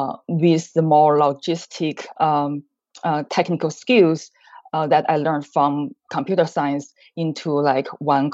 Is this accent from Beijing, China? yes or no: yes; Beijing, China; moved away as an adult; now in Chicago, United States; I grew up in China, Beijing.